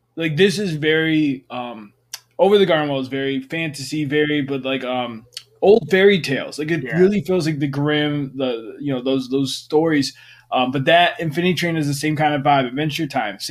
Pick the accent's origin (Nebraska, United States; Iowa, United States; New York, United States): New York, United States; moved away; I'm from New York